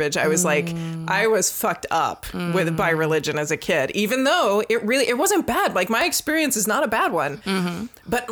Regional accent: Northern Virginia, United States; I am not a Southerner. Northern Virginia doesn't count

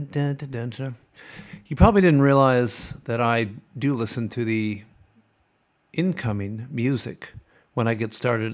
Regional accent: Sioux City, Iowa, United States; moved away as an adult; also born or lived in California; now in Australia; I grew up on the Missouri River

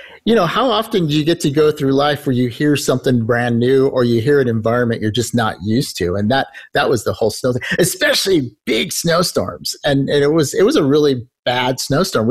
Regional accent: Southern California, United States; I'm from Southern California

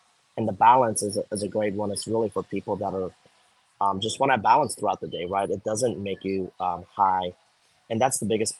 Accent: Miami, Florida, United States; I grew up in Florida. Yeah, well, I grew up in Miami

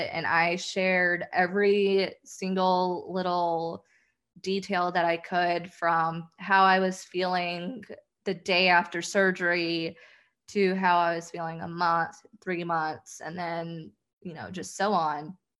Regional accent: the South, United States; I'm from the South

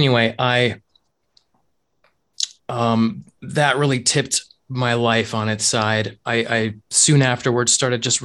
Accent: Utah, United States; moved away as an adult; also born or lived in Japan / Arizona; So I was born and raised in Utah, and I grew up in a Mormon community

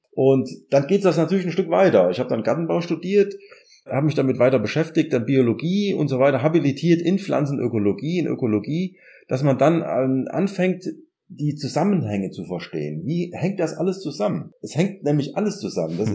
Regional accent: Germany; moved away as an adult; also born or lived in Ireland; now in Gießen, Germany; man fühlt sich dann doch irgendwann als Deutscher

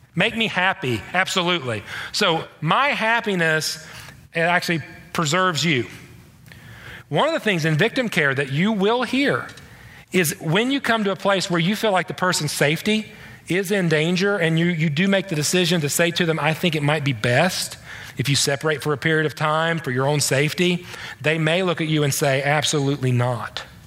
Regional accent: the East, East Coast, United States; I'm from the East

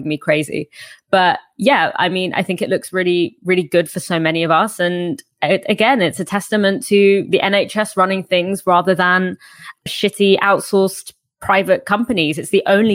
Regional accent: Egypt; moved away; my home country where a lot of my family live in Egypt

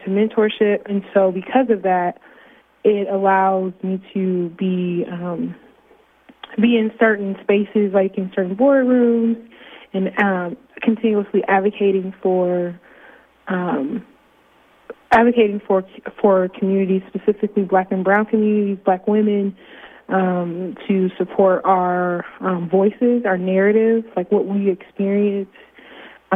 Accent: Fort Wayne, Indiana, United States; born or raised there

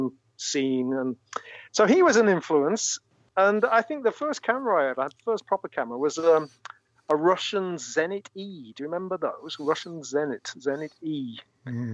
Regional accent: Burnley, North West England, United Kingdom; Burnley is my hometown

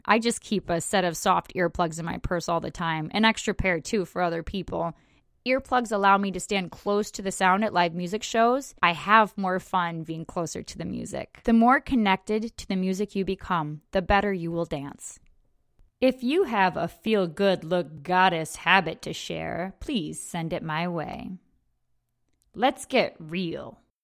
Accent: United States; an American belly dancer with no belly dance heritage in my family

